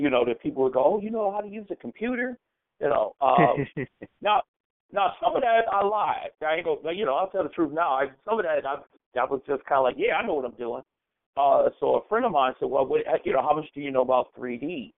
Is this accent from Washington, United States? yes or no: no; Cleveland, Ohio, United States; Cleveland, Ohio.